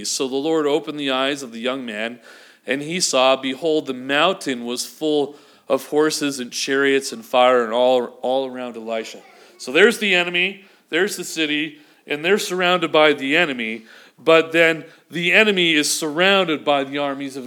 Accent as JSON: {"language": "English", "town": "Vancouver", "region": "British Columbia", "country": "Canada", "tie": "born or raised there", "moved": "yes", "said": "growing up in Vancouver"}